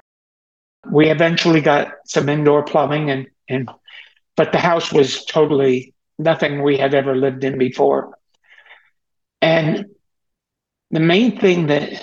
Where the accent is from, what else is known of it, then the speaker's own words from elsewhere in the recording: Teaneck, New Jersey, United States; I was born in Teaneck, New Jersey on August 26, 1947